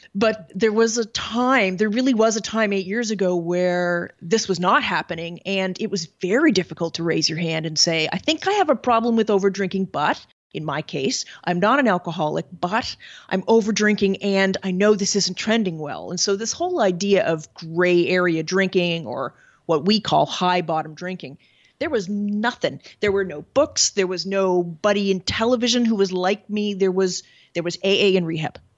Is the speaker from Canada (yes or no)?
yes; Canada; moved away as an adult; now in Paris, France; I'm originally from Canada, and I live in Paris, France